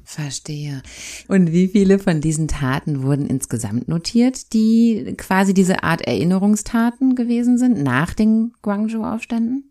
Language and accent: German; Germany; bei uns in Deutschland